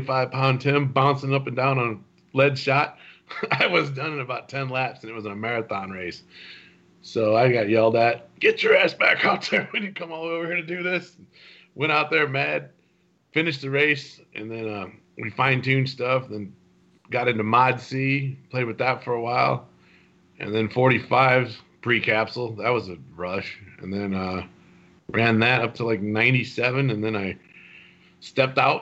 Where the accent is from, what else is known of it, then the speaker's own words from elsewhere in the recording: Kankakee, Illinois, United States; I grew up in Kankakee, in that Kankakee area